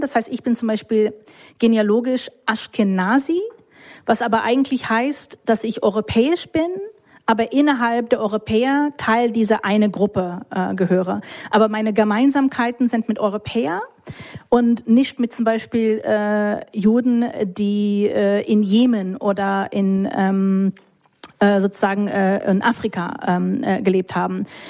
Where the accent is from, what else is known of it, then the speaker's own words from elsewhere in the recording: United States; German is a second language; moved away as an adult; also born or lived in Munich (family origin); now in Berlin, Germany; Ich bin Amerikanerin